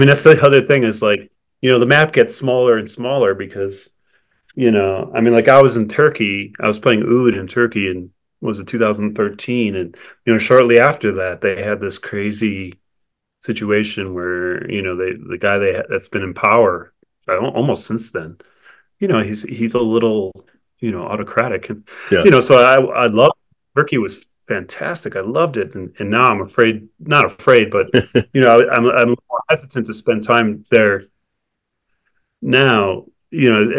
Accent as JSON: {"language": "English", "town": "Cleveland", "region": "Ohio", "country": "United States", "tie": "born or raised there", "moved": "yes", "lives_now": "New Mexico, United States", "said": "my hometown, which is Cleveland"}